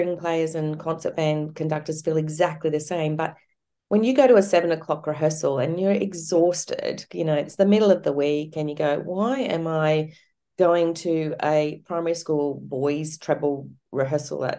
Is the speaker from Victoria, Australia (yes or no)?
no; Cairns, Queensland, Australia; I grew up in Cairns